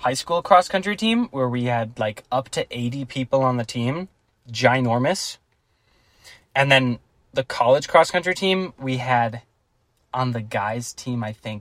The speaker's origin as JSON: {"language": "English", "region": "Minnesota", "country": "United States", "said": "we're from Minnesota"}